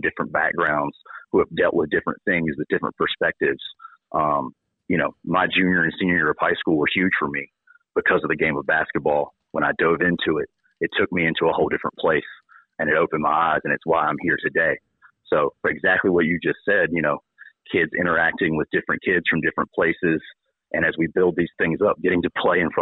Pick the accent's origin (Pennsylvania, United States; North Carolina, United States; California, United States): North Carolina, United States; Kinston; growing up in Kinston